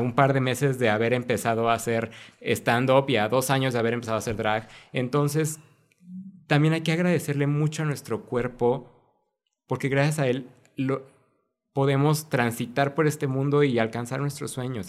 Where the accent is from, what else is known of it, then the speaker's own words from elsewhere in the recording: Mexico; como cultura mexicana